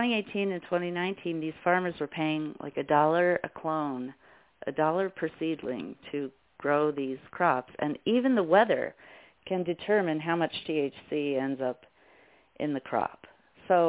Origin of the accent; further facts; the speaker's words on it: Colorado, United States; growing up in Colorado